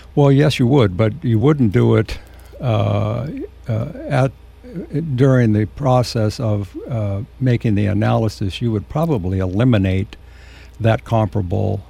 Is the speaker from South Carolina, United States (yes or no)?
no; San Luis Obispo, California, United States; also born or lived in San Diego / Nipomo; I was born and raised in San Luis Obispo